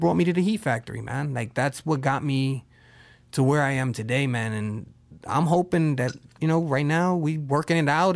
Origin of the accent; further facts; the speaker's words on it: New York, United States; I'm from New York